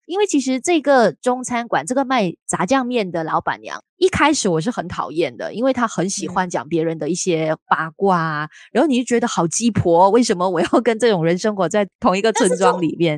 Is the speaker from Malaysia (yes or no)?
yes; Kuala Lumpur, Malaysia; 因为我是住吉隆坡的